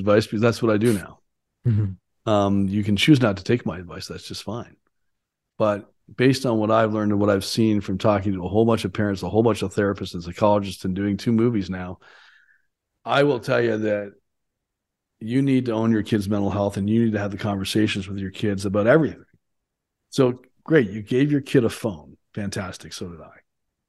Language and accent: English; Canada; for me, it was 18 because I grew up in Canada